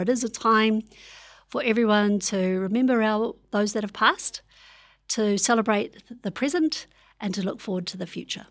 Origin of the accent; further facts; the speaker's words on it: Hastings, Hawke's Bay, New Zealand; I'm from Korongoza, Marae in, uh, Bridgepoint, Hastings